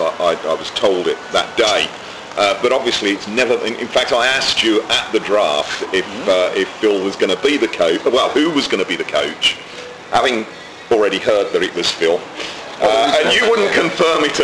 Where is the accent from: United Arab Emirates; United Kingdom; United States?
United Kingdom; England; now in Barbados; being English and living in Barbados